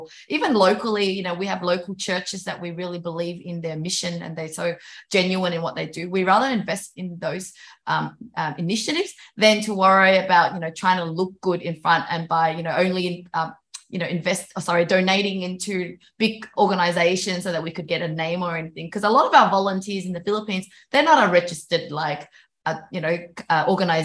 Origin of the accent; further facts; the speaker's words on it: Vietnam; moved away; I was born in Vietnam and I know what it's like living in developing countries